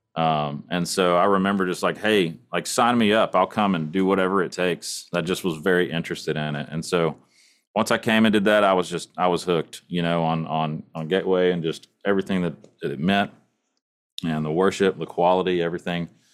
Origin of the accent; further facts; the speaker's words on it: East Texas, United States; I grew up in East Texas